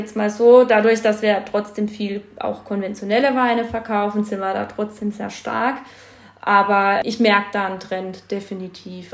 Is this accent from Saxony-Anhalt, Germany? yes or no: no; Eichstetten am Kaiserstuhl, Baden-Württemberg, Germany; also born or lived in Geisenheim; bin gebürtig aus Eichstätten am Kaiserstuhl und komme halt aus einer Winzerfamilie